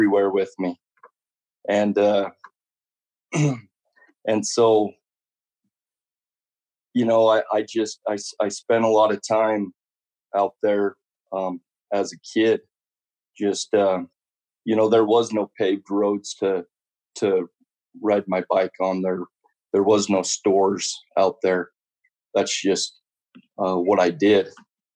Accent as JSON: {"language": "English", "town": "Elko", "region": "Nevada", "country": "United States", "tie": "born or raised there", "said": "I grew up in Elko, Nevada."}